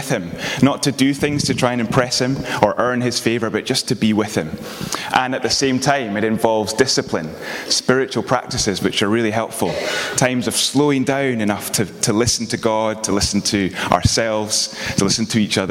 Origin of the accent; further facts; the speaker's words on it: Edinburgh, Scotland, United Kingdom; moved away as an adult; also born or lived in Aberdeen; now in Glasgow, United Kingdom; I do live in Glasgow. I am originally from Edinburgh